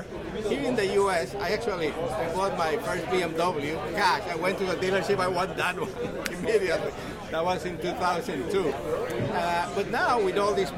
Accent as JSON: {"language": "English", "country": "Mexico", "said": "I'm from Mexico"}